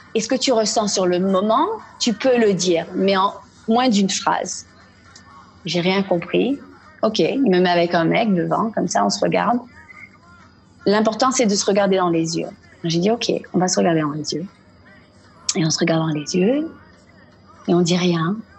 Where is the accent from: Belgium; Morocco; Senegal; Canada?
Canada; Quebec; also born or lived in Paris / Milan / New York / London; now in Ashkelon area, Israel; Je suis québécoise d'origine marocaine des deux parents